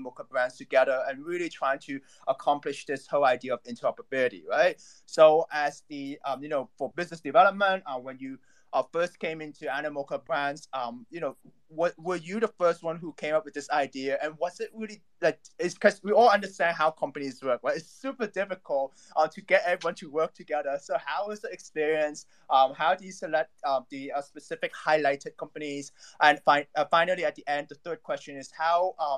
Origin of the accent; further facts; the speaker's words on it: Hong Kong; I'm actually from Hong Kong as well